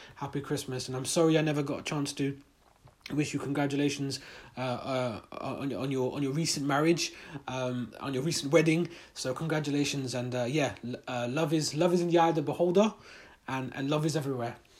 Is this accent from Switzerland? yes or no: no; United Kingdom; we're in a, Muslim, in a British Muslim community, British Pakistani community.